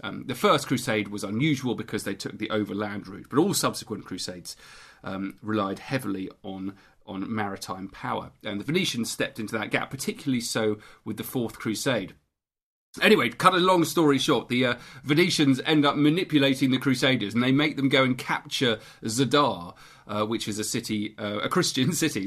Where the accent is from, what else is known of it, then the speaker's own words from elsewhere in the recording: St Albans, East of England, United Kingdom; Because I was brought up in Saint Albans